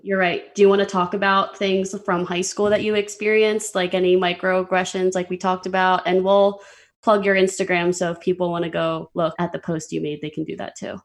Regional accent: Pennsylvania, United States; I'm from Pennsylvania

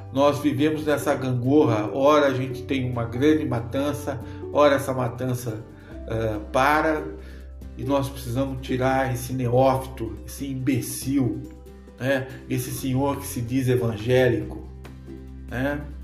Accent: Brazil; nós, enquanto brasileiros

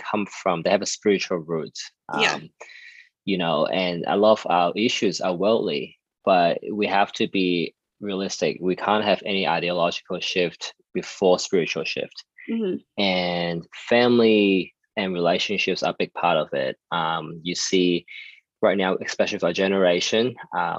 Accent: Sydney, New South Wales, Australia; moved away; also born or lived in United States; I'm from Sydney, Australia, and I'm 28 years old.

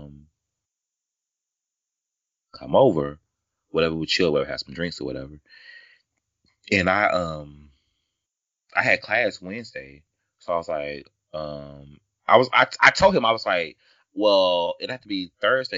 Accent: the South, United States; I know I'm from the South

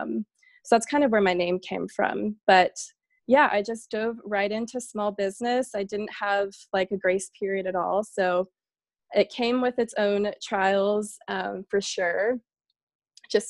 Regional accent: Boerne, Texas, United States; moved away as an adult; also born or lived in Savannah, Georgia; I grew up in Bernie, Texas, which is outside of San Antonio.

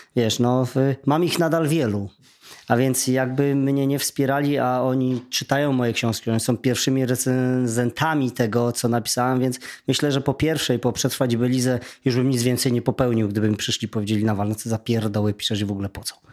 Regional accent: Silesian Voivodeship, Poland; u mnie na Śląsku Dziennik Zachodni

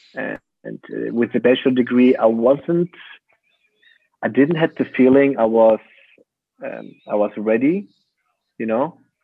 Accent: Kassel, Hesse, Germany; English is a second language; moved away as an adult; also born or lived in Aachen; that was the beginning of my studying um, in my hometown

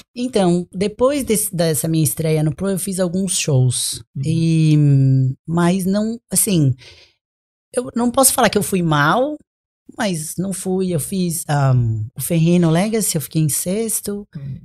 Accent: Brazil; now in United States; eu sou do Brasil, moro aqui

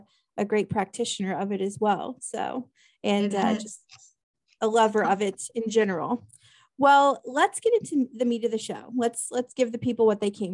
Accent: Topeka, Kansas, United States; moved away as an adult; now in Alabama, United States; I am born and raised in Kansas

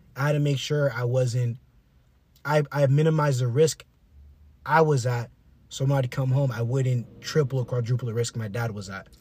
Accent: South Florida, United States; we're from South Florida

